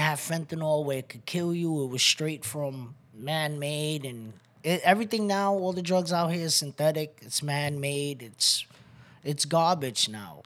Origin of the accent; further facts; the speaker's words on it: New York City, New York, United States; moved away as an adult; also born or lived in Bronx; I'm from Brooklyn, New York, Waynesburg, originally. Um, I moved out here about five years ago